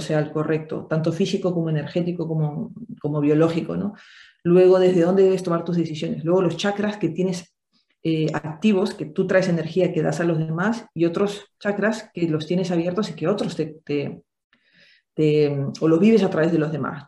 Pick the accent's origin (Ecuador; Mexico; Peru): Peru; Yo soy de Perú